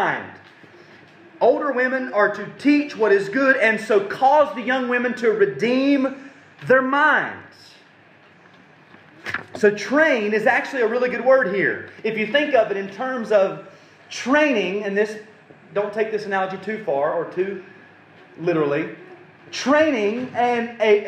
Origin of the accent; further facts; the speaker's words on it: United States; we're so American